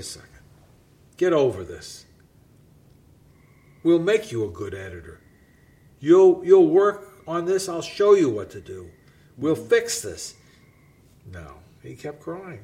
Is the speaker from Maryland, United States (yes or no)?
no; New York City, New York, United States; I grew up in the Bronx